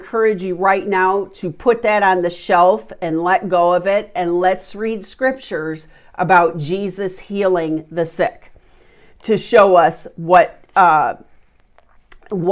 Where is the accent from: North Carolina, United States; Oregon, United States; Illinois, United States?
Illinois, United States; Chicago; I'm from Chicago